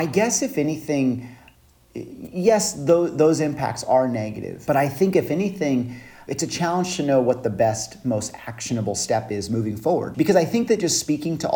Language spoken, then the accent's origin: English; Five Cities, Central California, United States; I grew up in Central California, and I still live there today, actually. Small town called the Five Cities